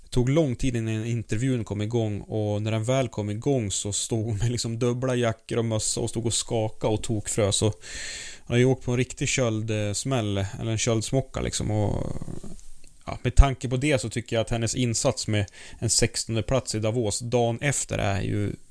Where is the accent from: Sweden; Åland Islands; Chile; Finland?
Sweden; så är det ju väldigt, väldigt trevlig läsning som svensk alltså.